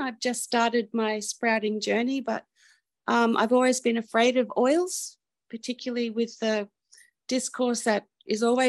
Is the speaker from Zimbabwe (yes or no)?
no; New South Wales, Australia; I'm from New South Wales in Australia.